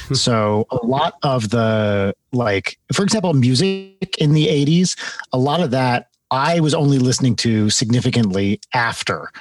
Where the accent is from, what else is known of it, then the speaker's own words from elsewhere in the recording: New Jersey, United States; also born or lived in London, United Kingdom; I grew up in North Jersey